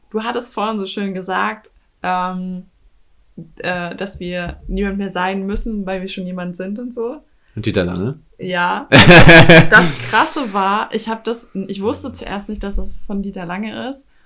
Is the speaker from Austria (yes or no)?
yes; Austria; ich bin damit aufgewachsen im Kleinkalkrieg in Österreich.